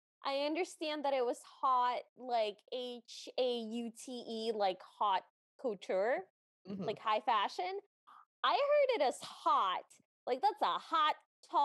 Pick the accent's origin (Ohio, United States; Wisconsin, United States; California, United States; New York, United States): Ohio, United States; I'm from Ohio